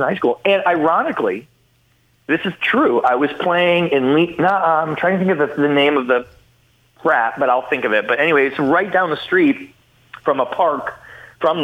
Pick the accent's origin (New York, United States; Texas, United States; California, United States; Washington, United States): New York, United States; Potsdam; moved away as an adult; also born or lived in Norwood, New York / Boston; now in Los Angeles, United States; Growing up in Potsdam with all those college kids